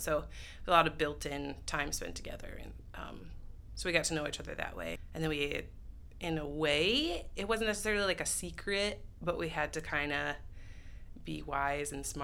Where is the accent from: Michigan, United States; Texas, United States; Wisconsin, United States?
Michigan, United States; Holland; I am from Holland, Michigan, which is where we're currently sitting, born and raised. And I have never left